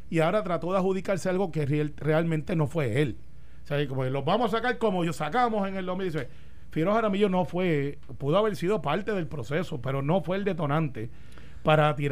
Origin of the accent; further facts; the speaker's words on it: Puerto Rico; also born or lived in Santa Rosa (barrio); yo soy del barrio Santa Rosado, criado en, en Cantagallo.